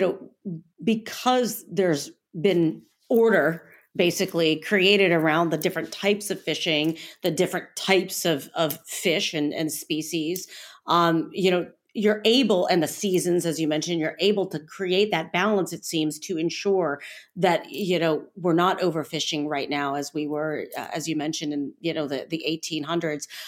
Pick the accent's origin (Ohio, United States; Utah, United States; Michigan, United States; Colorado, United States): Ohio, United States; I'm from Ohio and I am from the North Coast. Lake Erie is my lake